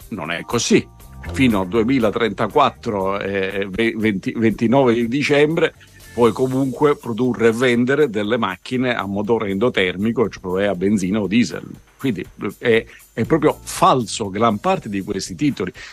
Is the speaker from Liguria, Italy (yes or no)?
no; Sicily, Italy; io sono siciliano